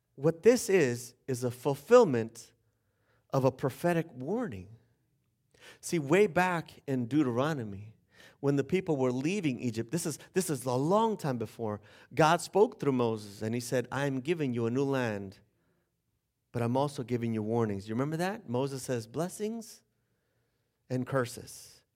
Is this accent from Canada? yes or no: no; Bolivia; now in United States; I'm from Bolivia.